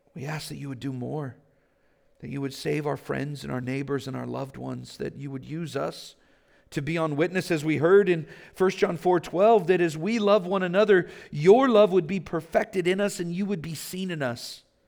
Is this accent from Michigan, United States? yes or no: no; Vallejo, California, United States; I grew up in Vallejo. I grew up poor